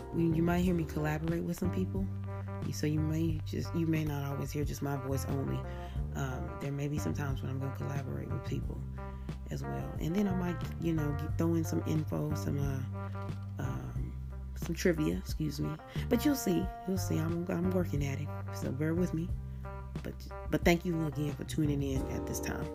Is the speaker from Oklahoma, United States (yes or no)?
yes; Oklahoma, United States; I am born and raised in Oklahoma